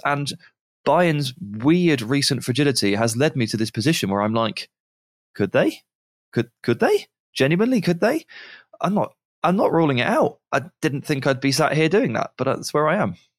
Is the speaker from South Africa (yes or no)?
no; England, United Kingdom; I'm English